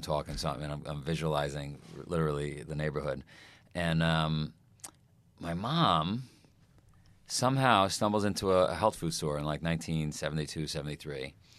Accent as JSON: {"language": "English", "town": "New York City", "region": "New York", "country": "United States", "tie": "born or raised there", "said": "I grew up in Queens"}